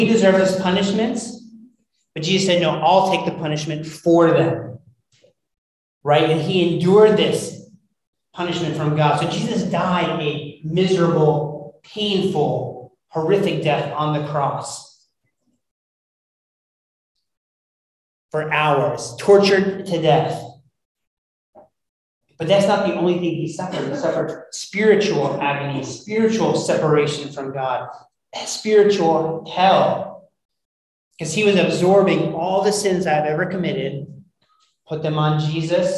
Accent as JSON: {"language": "English", "country": "United States", "said": "being an American"}